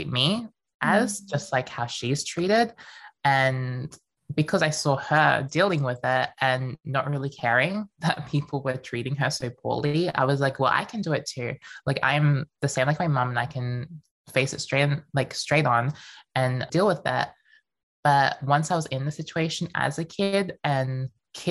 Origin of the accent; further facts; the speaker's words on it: Melbourne, Victoria, Australia; also born or lived in Queensland; I was born in Queensland, but then moved to Melbourne when I was around 5 years old